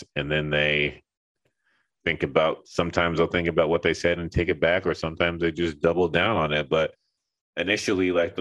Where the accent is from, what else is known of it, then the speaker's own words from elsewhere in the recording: Los Angeles, California, United States; moved away as an adult; also born or lived in Texas; now in Linden, New Jersey, United States; I was homeschooled my whole life, and I grew up in Los Angeles